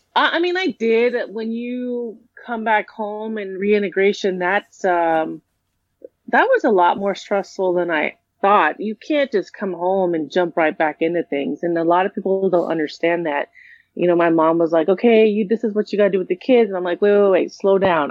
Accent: California, United States; I was raised in California

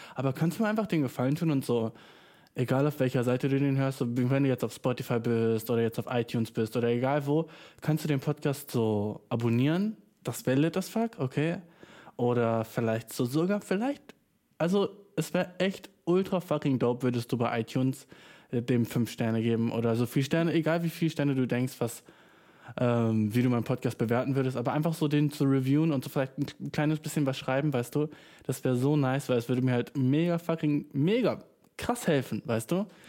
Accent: Germany; Ich bin nur schwarz, weißt du, ich bin Deutscher

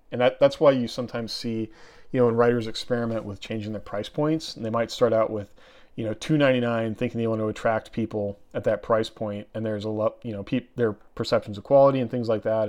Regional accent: Oregon, United States; I grew up in Oregon and I grew up out in the woods

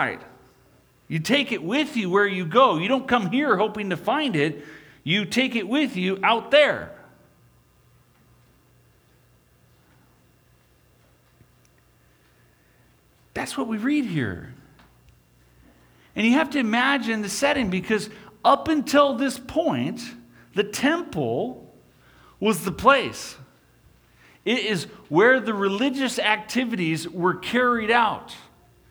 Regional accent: Des Moines, Iowa, United States; When I was young, I grew up in Des Moines, Iowa.

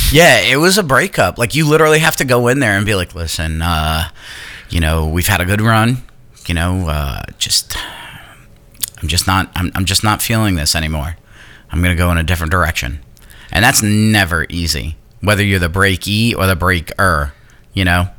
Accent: New York, United States; moved away; I'm from New York

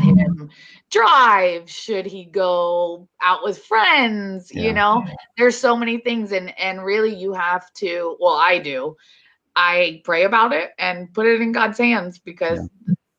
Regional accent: Hollywood, Florida, United States; I grew up here in Florida, but down south in Hollywood

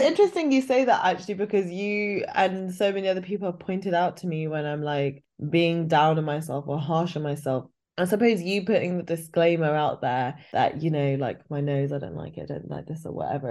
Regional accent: United Kingdom; our experience of being British Asian

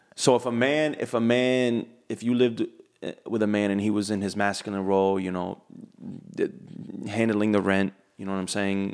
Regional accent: United States; I'm American

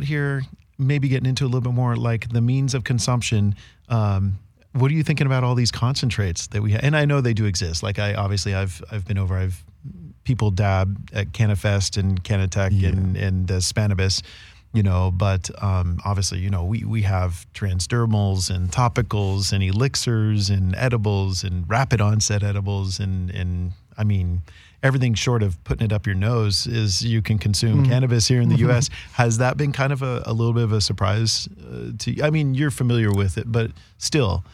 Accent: United States; as an American

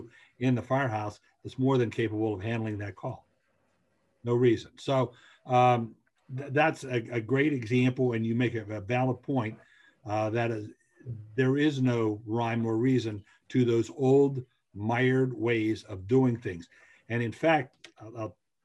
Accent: Western Pennsylvania, United States; now in Eastern Pennsylvania, United States; where I grew up in Western Pennsylvania

